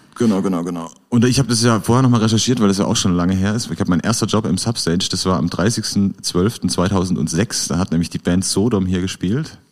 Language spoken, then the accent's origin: German; Black Forest, Baden-Württemberg, Germany; moved away as an adult; now in Karlsruhe, Germany; Ich komme ja eigentlich aus dem Schwarzwald